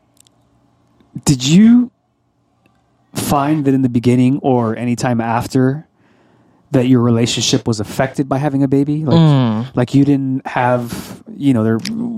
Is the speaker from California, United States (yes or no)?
yes; Pomona, California, United States; I grew up in Pomona. I was born and raised here